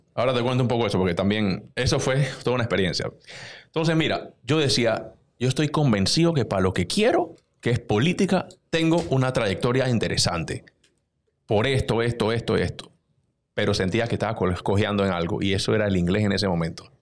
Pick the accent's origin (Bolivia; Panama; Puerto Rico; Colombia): Panama; Panama City; un pelado de veintidós años, de Juan Díaz, de donde yo vengo